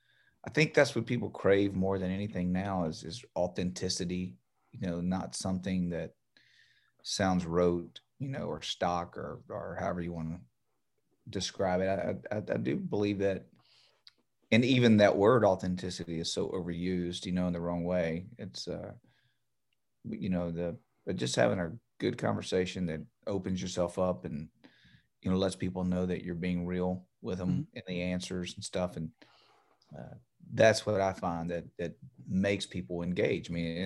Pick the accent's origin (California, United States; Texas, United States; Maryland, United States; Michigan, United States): Maryland, United States; Baltimore; didn't know I was from Baltimore.